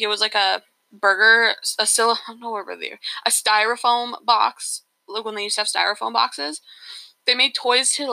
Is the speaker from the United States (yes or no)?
no; Canada; we're from Canada